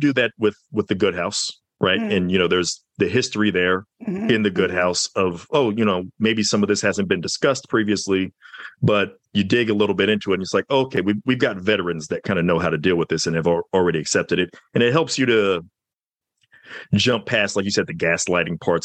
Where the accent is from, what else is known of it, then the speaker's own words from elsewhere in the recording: the South, United States; I'm from the South